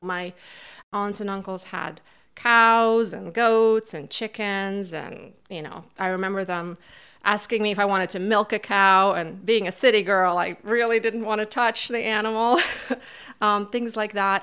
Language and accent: English; Kazakhstan; also born or lived in Almaty, Kazakhstan; now in Montague, United States; Originally, I am from Kazakhstan. That's where I was born and raised